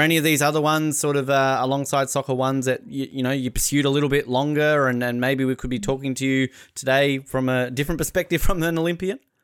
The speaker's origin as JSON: {"language": "English", "country": "Australia", "said": "I'm Australian"}